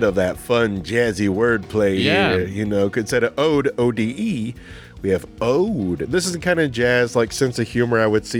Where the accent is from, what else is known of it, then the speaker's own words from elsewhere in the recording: Texas, United States; growing up in Texas